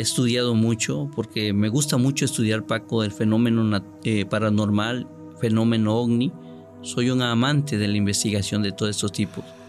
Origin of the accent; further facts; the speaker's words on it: Córdoba, Veracruz, Mexico; also born or lived in Otatitlán, Veracruz; now in Tuxtepec, Mexico; Yo soy nativo de Córdoba, originario de Córdoba, Veracruz